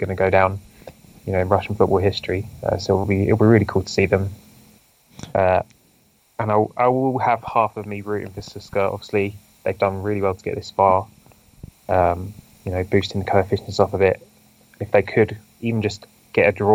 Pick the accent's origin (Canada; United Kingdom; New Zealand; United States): United Kingdom; Maidenhead, South East England; my hometown is Maidenhead